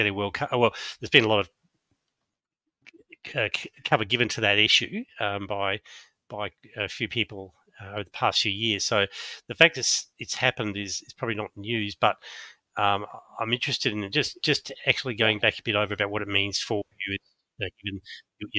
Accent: Adelaide, South Australia, Australia; moved away; I grew up in Adelaide a long time ago

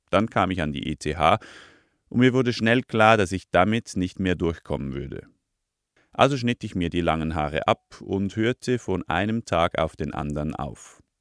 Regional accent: Lucerne, Switzerland; now in Zürich, Switzerland; In meinem Heimatort, einem 300-Seelendorf im Luzerner Hinterland, sind Reto und ich die einzigen mit Konsumerfahrung.

